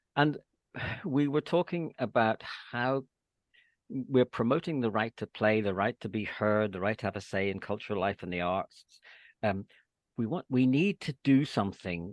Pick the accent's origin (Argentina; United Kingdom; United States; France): United Kingdom; Northern Ireland; moved away as an adult; also born or lived in England; my experience of growing up during the Troubles in Northern Ireland